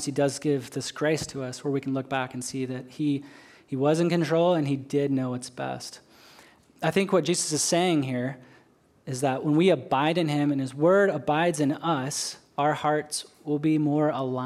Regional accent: Western Washington, United States; moved away as an adult; now in Okinawa, Japan; I grew up in Western Washington, outside of a small town halfway between Seattle and Portland.

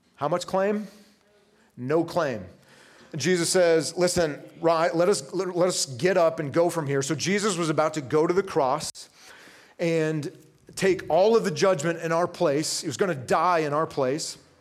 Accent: Vermont, United States; I grew up in Vermont.

